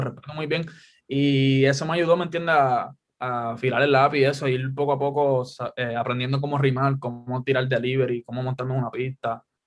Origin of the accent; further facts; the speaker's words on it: Guaynabo, Puerto Rico; also born or lived in Caguas; yo digo que soy de Cagua porque estoy bien pegado, pero en realidad es Guaynabo